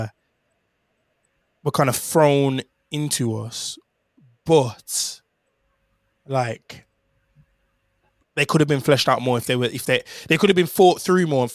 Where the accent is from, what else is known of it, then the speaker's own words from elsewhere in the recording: Jamaica; I'm Jamaican